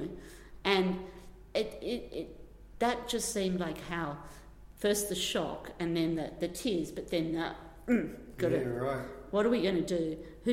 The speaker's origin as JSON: {"language": "English", "country": "Australia", "also_born_or_lived": "London", "moved": "yes", "said": "I'm Australian"}